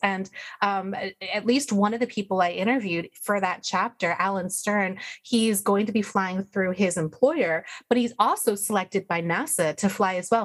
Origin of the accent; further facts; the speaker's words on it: United States; I'm American